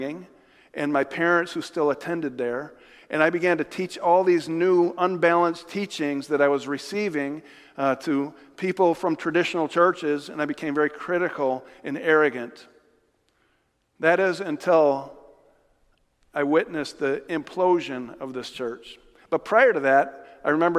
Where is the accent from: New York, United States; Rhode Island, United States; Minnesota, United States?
New York, United States; Jamestown; near my hometown in New York. Not New York City, but Jamestown, New York